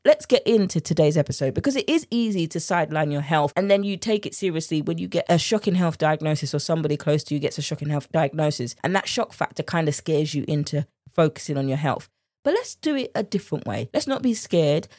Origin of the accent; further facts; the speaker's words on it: United Kingdom; accent: British; my British accent